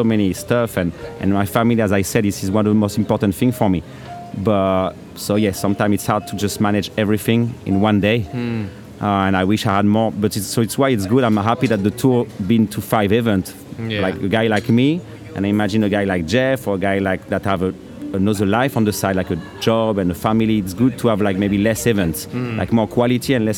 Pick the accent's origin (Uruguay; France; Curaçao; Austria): France; English is a second language; moved away as an adult; now in Canary Islands, Spain; as a Frenchman with a French brand